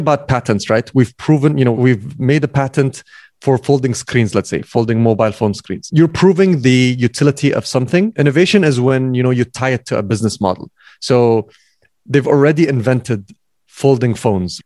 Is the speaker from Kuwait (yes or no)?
yes; Kuwait; also born or lived in United States; I came back from the States. So I came back to Kuwait